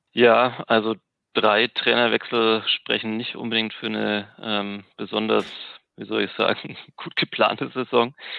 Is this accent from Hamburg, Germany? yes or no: no; Nuremberg, Bavaria, Germany; ich bin in Nürnberg geboren